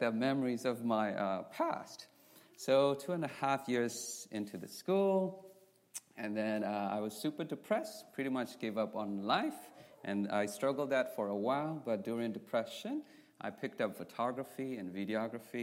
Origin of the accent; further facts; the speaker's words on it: Myanmar; moved away; I'm from Burma. Like I said, my ethnicity is called Karen.